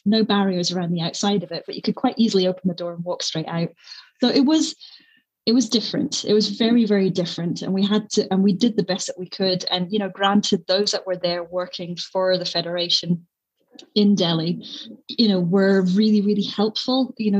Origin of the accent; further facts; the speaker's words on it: Scotland, United Kingdom; There's just something quite nice because, you know, we are a small nation. We're quite feisty